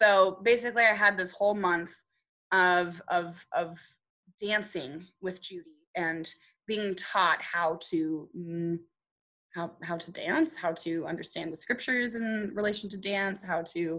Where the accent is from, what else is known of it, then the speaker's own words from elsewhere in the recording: United Kingdom; I'm British